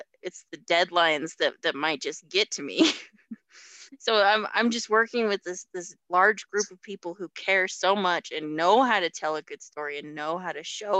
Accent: Utah, United States; I've been around Utah my whole life, so I can't really say that I'm from a place

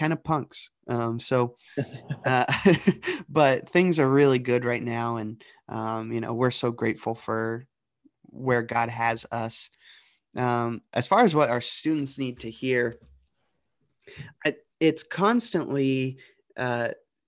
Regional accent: the Dayton, Cincinnati region, Southwest Ohio, United States; moved away as an adult; also born or lived in Johnson University; now in Delaware, United States; I grew up in Southwest Ohio, the Dayton, Cincinnati region.

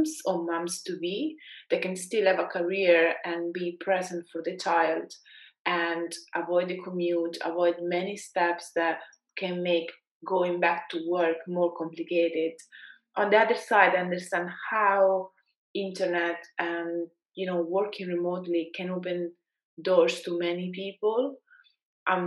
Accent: Italy; accent: Italian; English is a second language; moved away as an adult; now in London, United Kingdom; I was trying to be less Italian with my accent

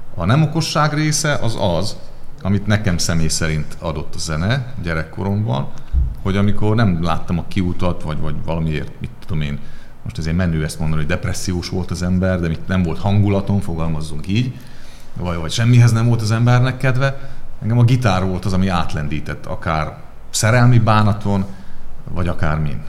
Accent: Transcarpathia, Zakarpattia Oblast, Ukraine; now in Hungary; én is Kárpátaljáról származom, tehát hogy én is külföldön tanultam

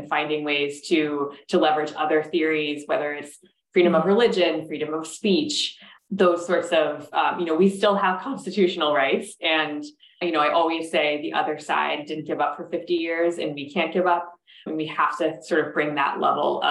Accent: Minnesota, United States; Minnesota, my home state

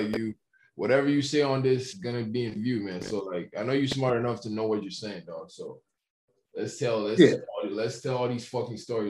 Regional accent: Nigeria; moved away as an adult; Nigeria, man. I literally spent the first 17 years of my life there

